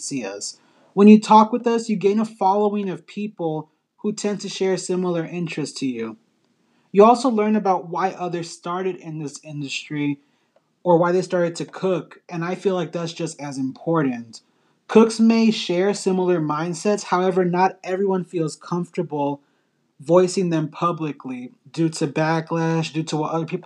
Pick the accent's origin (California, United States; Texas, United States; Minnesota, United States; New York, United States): Texas, United States; Dallas; I'm from Dallas, Texas